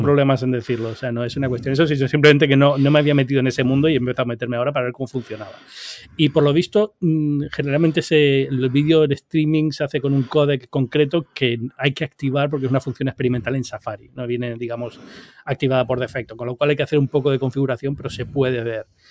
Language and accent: Spanish; Canary Islands, Spain; now in New York, United States; Yo soy originario de Canarias